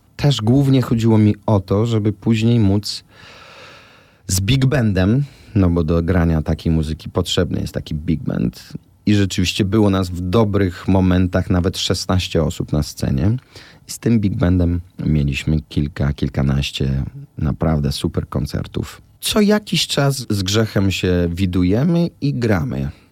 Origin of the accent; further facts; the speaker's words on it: Łódź, Łódź Voivodeship, Poland; now in Warsaw, Poland; Ten fortepian stał zawsze w naszym mieszkaniu w Łodzi. Ja się ona się z nim wychowała, później ja się z nim wychowałem